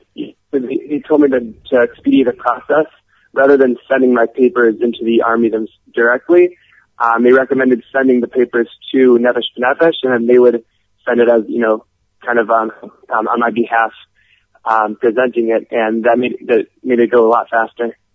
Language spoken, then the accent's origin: English; Cleveland, Ohio, United States; moved away as an adult; now in Israel; I'm originally from Cleveland, Ohio